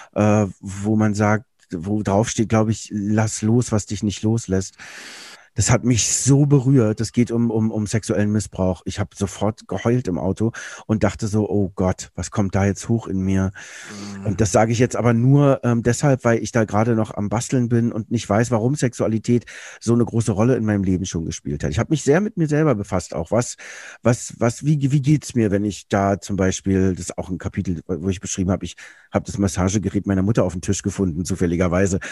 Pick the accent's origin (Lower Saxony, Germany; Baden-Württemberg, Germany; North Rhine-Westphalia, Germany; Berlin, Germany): Berlin, Germany; Ich bin in Berlin groß geworden.